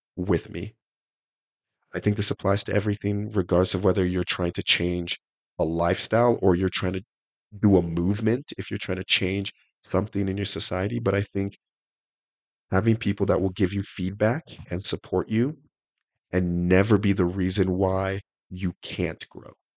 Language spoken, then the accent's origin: English; Salt Lake City, Utah, United States; also born or lived in Nigeria; I was uh, born in Nigeria. I was raised around Salt Lake.